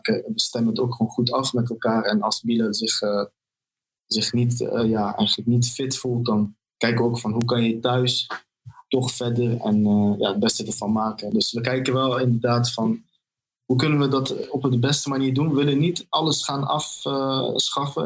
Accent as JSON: {"language": "Dutch", "town": "Arnhem", "region": "Gelderland", "country": "Netherlands", "tie": "born or raised there", "said": "toen ik opgroeide in Arnhem, in een wijk genaamd Malburgen."}